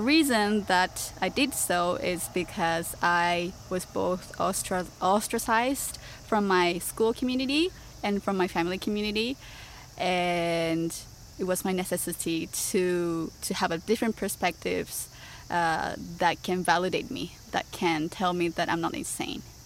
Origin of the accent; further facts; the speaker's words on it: Osaka, Japan; English is a second language; moved away as an adult; also born or lived in Canada; now in Tokyo, Japan; I was born and raised in Osaka